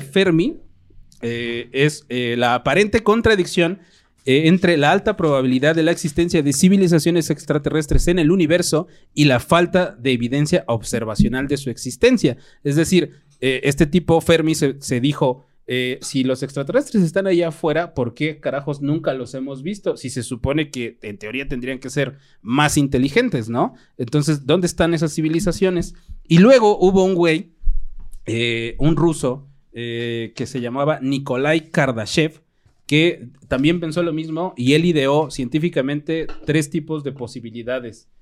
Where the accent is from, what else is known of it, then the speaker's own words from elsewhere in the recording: Mexico; siendo tan mexicanos